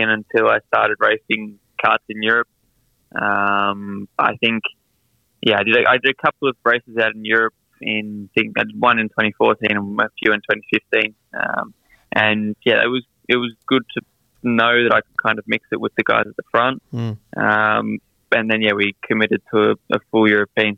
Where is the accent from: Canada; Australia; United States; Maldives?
Australia; Melbourne, Victoria; I grew up in Melbourne, Brighton to be specific